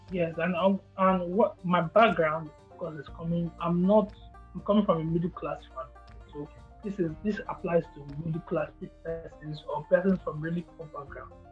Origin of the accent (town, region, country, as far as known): Nigeria